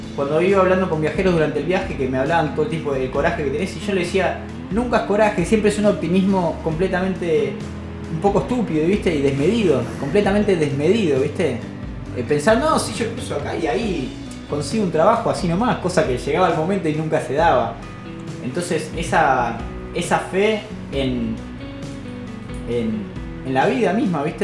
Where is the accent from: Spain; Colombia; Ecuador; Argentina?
Argentina; vengo desde Argentina